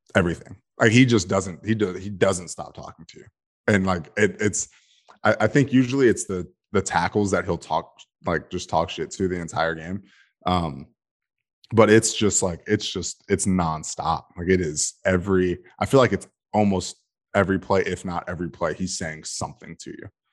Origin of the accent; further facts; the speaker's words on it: Georgia, United States; born and raised in Georgia